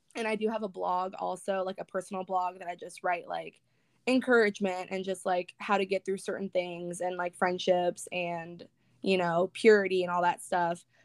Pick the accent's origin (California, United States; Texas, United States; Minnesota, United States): California, United States; Northern; moved away as an adult; now in Northern Florida, United States; I currently live in Northern Florida, but I'm from Northern California. I moved here about five months ago